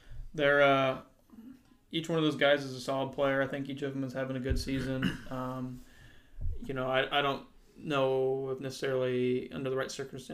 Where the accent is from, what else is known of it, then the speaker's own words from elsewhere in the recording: Indiana, United States; I got to represent my home state of Indiana.